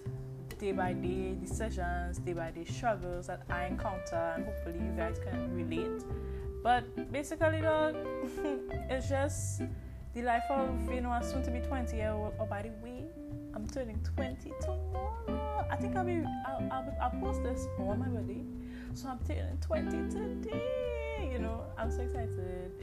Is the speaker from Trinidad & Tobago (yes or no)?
yes; Trinidad & Tobago; I am from Trinidad and Tobago, the beautiful, beautiful, beautiful, beautiful